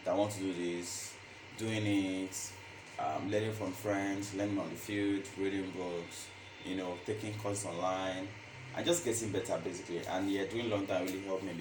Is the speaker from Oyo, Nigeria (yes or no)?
yes; Ibadan, Oyo, Nigeria; moved away as an adult; now in Lagos, Nigeria; I'm from Ibadan, and I came to Lagos, I think 2017